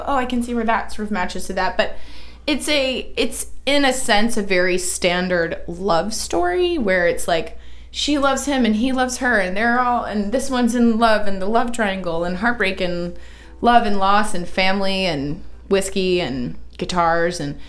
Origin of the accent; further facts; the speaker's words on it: the South, United States; a Southerner who was born and raised here, spent my life here